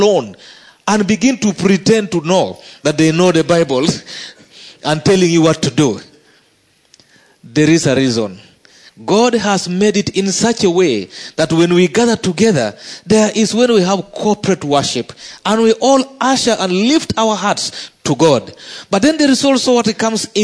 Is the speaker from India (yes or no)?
no; Uganda; as a Ugandan